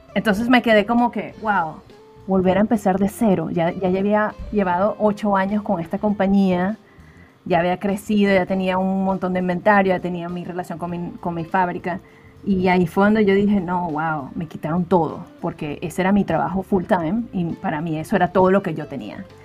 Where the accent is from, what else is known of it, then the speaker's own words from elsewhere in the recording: Valencia, Carabobo, Venezuela; moved away as an adult; Yo soy de una ciudad que se llama Valencia, Venezuela